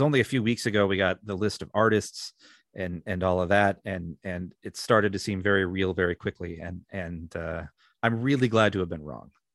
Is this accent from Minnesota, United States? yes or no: yes; Minnesota, United States; my home state of Minnesota